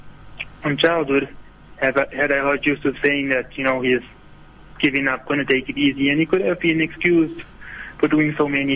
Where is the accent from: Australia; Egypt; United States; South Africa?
South Africa; as South African Muslims